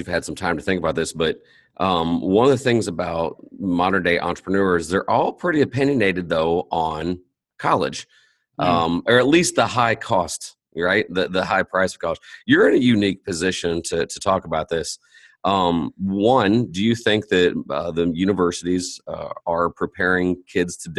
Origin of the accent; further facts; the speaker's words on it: Indianapolis, Indiana, United States; I'm from Indianapolis